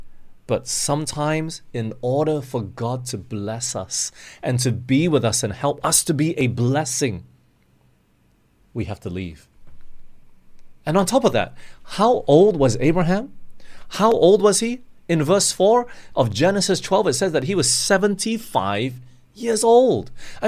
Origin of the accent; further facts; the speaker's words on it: Australia; also born or lived in Singapore / Malaysia / England; I grew up in Australia for 10 years. It's not all my life. I've jumped around. I was born in Singapore. Then we moved to Malaysia for 2 years. And we went to England for 5 years, came back to Malaysia for 6 years.